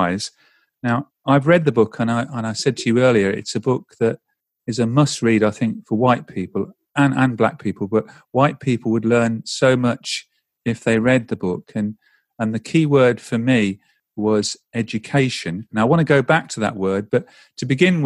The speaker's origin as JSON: {"language": "English", "country": "United Kingdom", "tie": "born or raised there", "said": "Going to school in the UK in the late 60s and throughout the 70s"}